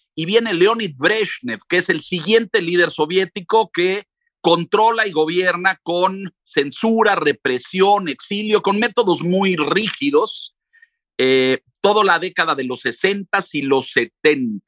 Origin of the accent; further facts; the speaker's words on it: Mexico; yo soy mexicano, pero mi padre era ruso.